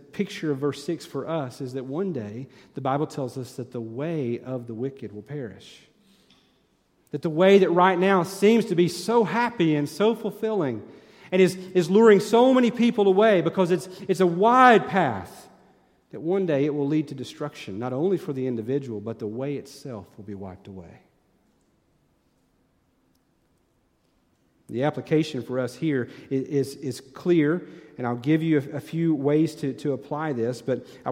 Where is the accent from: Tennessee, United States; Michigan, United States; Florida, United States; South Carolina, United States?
Tennessee, United States; moved away as an adult; I'm from Tennessee